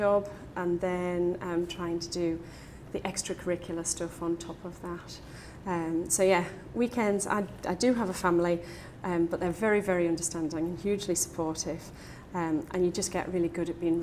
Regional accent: Newcastle upon Tyne, North East England, United Kingdom; As a Geordie

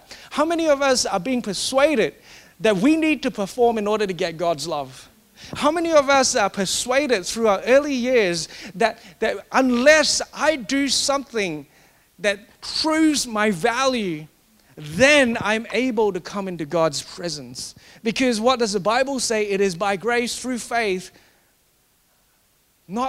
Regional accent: Singapore; Growing up in Singapore, in that culture where you always get given more if you achieve more.

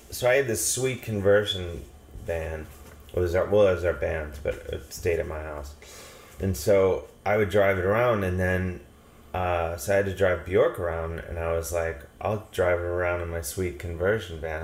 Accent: Cleveland, Ohio, United States; I grew up in Cleveland, Ohio.

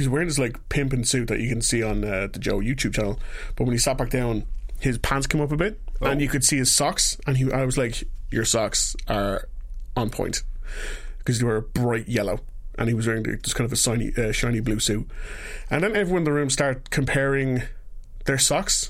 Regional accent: Ireland; I'm from Ireland

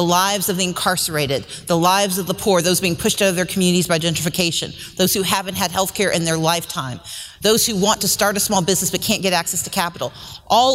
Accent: Mississippi, United States; now in Georgia, United States; I grew up in Mississippi. I like to say I'm Mississippi raised and Georgia grown

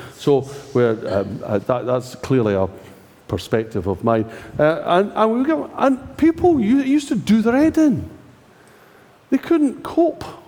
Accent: Scotland, United Kingdom; I'm Scottish

